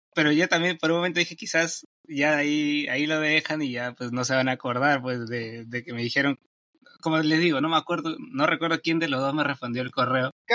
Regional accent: Peru; soy de Perú y acá son las 8 y 50

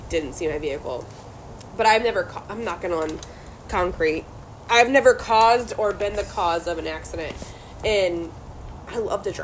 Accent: Ohio, United States; where I grew up in Ohio

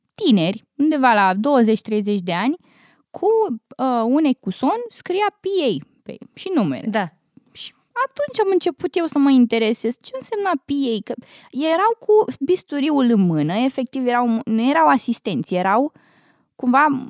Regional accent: Urziceni, Ialomița County, Romania; moved away as an adult; also born or lived in Bucharest; now in United States; am copilărit în Urziceni, la undeva la 60 de kilometri de București, până la 10 ani.

